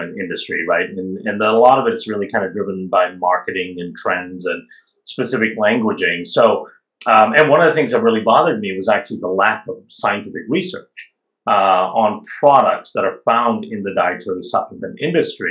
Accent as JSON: {"language": "English", "country": "India", "tie": "born or raised there", "moved": "yes", "said": "I grew up in India"}